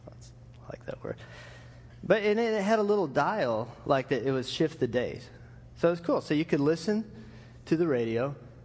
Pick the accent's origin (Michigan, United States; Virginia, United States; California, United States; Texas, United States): Texas, United States; Lubbock; I grew up in West Texas